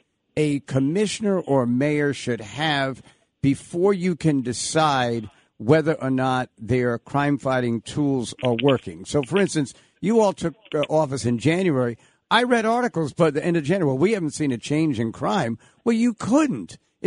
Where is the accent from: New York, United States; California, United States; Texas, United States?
New York, United States; Long Island; I grew up in Long Island.